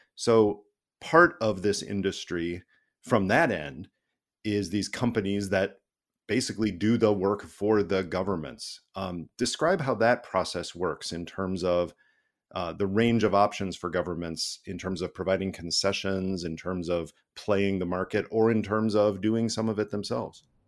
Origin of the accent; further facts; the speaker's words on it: United States; I'm an American citizen, and I have a U S passport